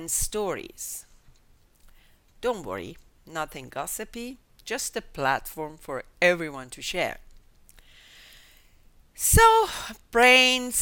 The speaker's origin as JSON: {"language": "English", "town": "Tehran", "region": "Tehran Province", "country": "Iran", "tie": "born or raised there", "said": "I was born in 1955 in Tehran, Iran, to a multicultural and multinational family"}